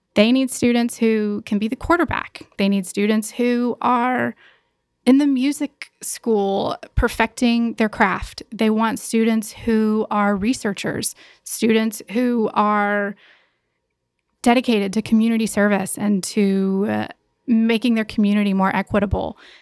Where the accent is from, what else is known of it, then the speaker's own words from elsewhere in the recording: Gastonia, North Carolina, United States; from Gastonia, which is just about forty-five minutes away. My whole family is still there